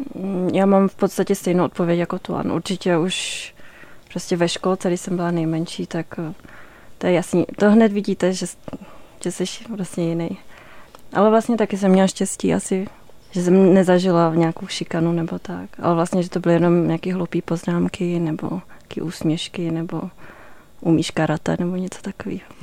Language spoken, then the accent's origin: Czech; Aš, Karlovy Vary Region, Czechia; já jsem vyrostla v Aši